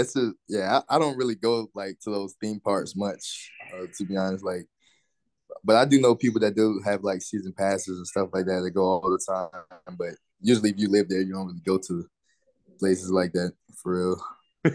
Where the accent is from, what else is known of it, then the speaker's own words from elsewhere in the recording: Orlando, Florida, United States; I grew up in Orlando my whole life